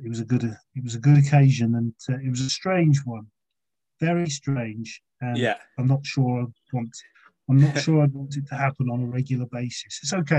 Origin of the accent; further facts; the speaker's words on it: Watford, East of England, United Kingdom; moved away as an adult; now in Gloucestershire, United Kingdom; Watford's still my club. I was born there. It's my hometown